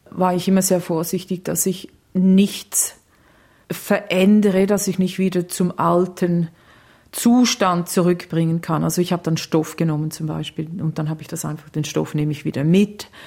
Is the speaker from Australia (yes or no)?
yes; Australia; Ich Doppelbürgerin? Ich bin Australierin, aber ich, es ist mir völlig bewusst, dass ähm, Leute vor mir hier waren und dass ähm, ich quasi auf gestohlenem Land wohne.